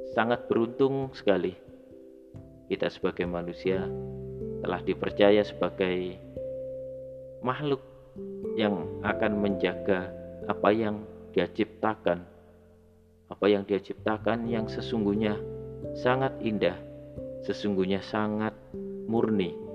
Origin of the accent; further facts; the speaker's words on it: Java, Indonesia; saya terlahir sebagai orang Jawa di Indonesia